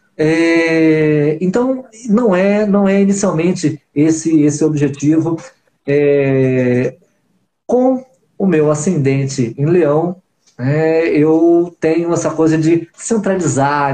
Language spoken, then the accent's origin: Portuguese; Rio de Janeiro, Brazil; nós somos cariocas pouco típicos, né? Somos cariocas pontuais